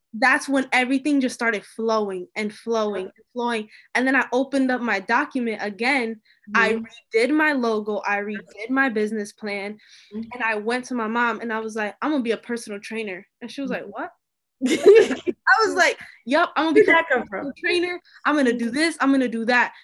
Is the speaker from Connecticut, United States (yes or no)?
yes; Hartford, Connecticut, United States; I'm from Hartford, but like I go to this WPI